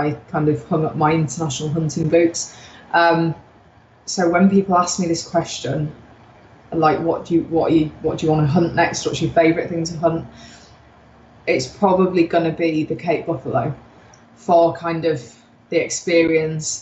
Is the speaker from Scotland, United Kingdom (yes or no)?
no; Yorkshire and the Humber, United Kingdom; I'm a Yorkshire girl. You know, we're quite tough people anyway.